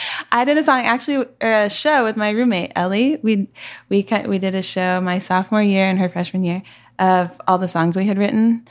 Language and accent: English; Seattle, Washington, United States; moved away; I'm from Seattle